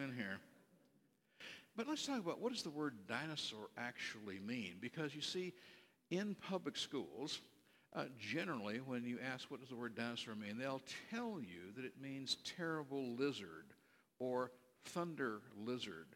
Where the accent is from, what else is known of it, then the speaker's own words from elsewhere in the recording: Berkeley, California, United States; I was born out in California, raised on the campus at Cal Berkeley